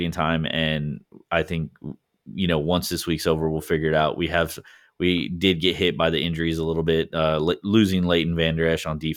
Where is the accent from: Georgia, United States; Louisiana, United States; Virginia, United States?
Georgia, United States; Atlanta; I'm from Atlanta.